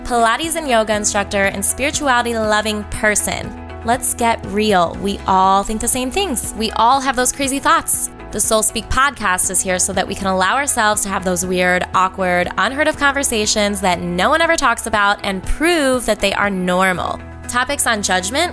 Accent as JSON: {"language": "English", "region": "Northwest Indiana", "country": "United States", "tie": "born or raised there", "said": "my hometown in the Chicago area, Northwest Indiana"}